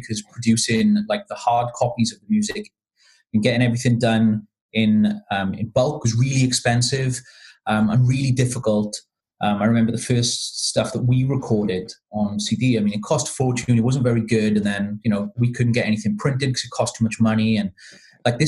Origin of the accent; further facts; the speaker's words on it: Cardiff, Wales, United Kingdom; now in Leicester, United Kingdom; I'm originally from Cardiff, but I live in Leicester in the East Midlands now, in the UK.